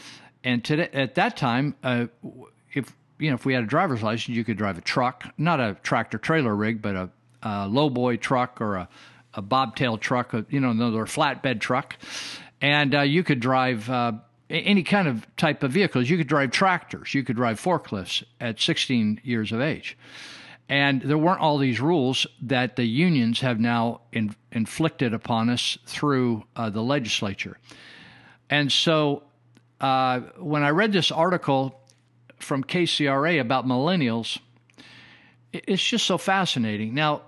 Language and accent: English; California, United States; I have reminisced or recalled my early days growing up in Northern California and what it was like in the family I grew up